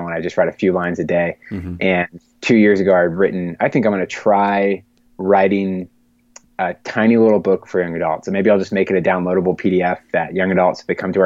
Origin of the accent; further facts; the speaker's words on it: Bellevue, Pennsylvania, United States; moving back to my hometown of Bellevue, which is a neighborhood right outside of Pittsburgh